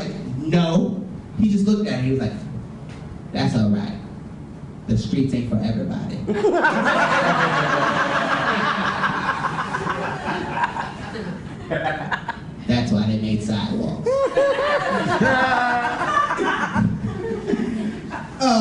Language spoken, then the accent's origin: English; Springfield, Massachusetts, United States; I'm from Springfield, Massachusetts